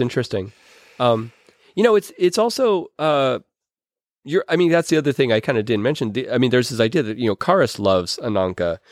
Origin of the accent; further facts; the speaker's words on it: Pittsburgh, Pennsylvania, United States; I'm from Pittsburgh